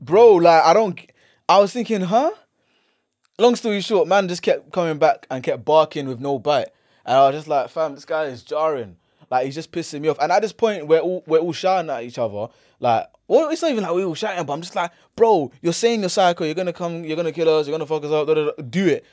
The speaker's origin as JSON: {"language": "English", "region": "London", "country": "United Kingdom", "said": "Man's from here, London."}